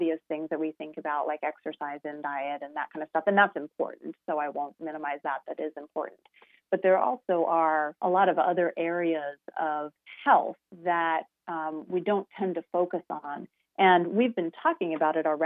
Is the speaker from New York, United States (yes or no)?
no; Colorado, United States; I am from Colorado